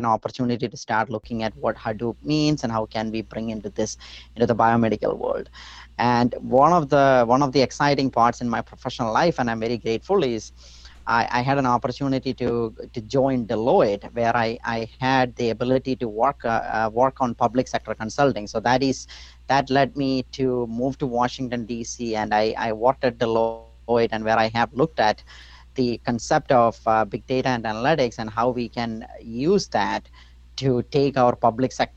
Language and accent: English; India; moved away; growing up, I grew up in India